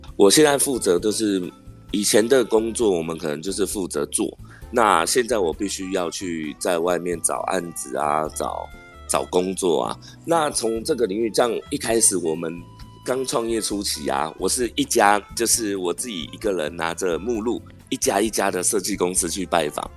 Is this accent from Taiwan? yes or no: yes; Miaoli County, Taiwan; moved away as an adult; also born or lived in Zhubei; 我本身是苗栗人